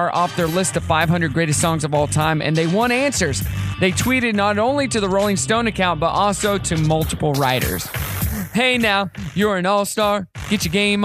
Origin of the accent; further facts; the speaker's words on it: Elk River, Missouri, United States; now in Northwest Arkansas, United States; I grew up on the Elk River in Missouri.